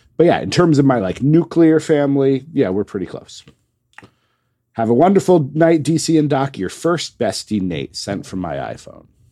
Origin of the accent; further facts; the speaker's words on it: United States; as an American